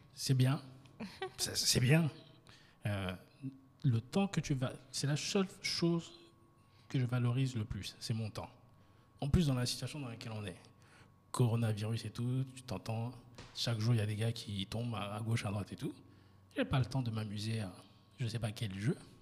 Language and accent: French; France; now in Côte d'Ivoire; je suis 100% ivoirien. Ma mère est baolée, mon père est baoulé, même si j'ai grandi euh, en, France et je suis rentré